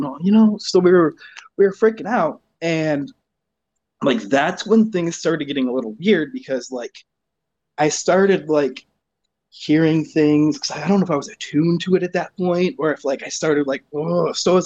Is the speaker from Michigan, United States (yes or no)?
yes; Grand Blanc, Michigan, United States; accent: Michigan; now in Flint, United States; right now I live in Flint, but I'm from Grand Blanc